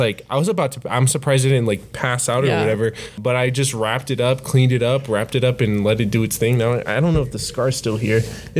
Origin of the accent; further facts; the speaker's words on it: Nebraska, United States; born there; now in Colorado, United States; I'm from Nebraska. Yeah, I was born in Nebraska, came to Colorado, and that's it.